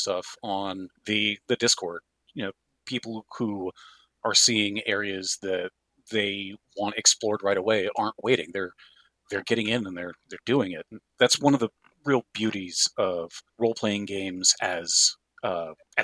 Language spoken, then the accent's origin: English; the Northwest, Pacific Northwest, United States; I'm from the Northwest